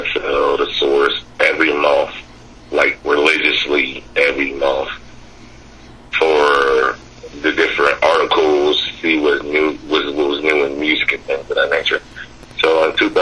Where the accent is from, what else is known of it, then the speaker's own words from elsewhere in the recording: Dothan, Alabama, United States; also born or lived in Jamestown, New York / Buffalo, New York; I'm from Dothan, Alabama.